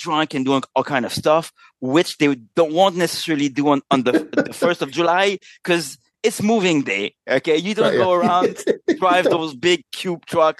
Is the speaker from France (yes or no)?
no; Canada; Well, since we're both Canadian, it's like we share a little bit of a shared understanding of the world.